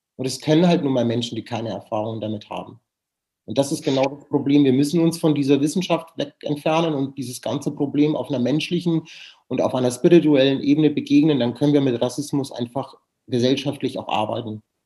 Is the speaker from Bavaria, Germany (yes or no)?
yes; Nuremberg, Bavaria, Germany; now in Cologne, Germany; Ich liebe Nürnberg, das ist meine Heimatstadt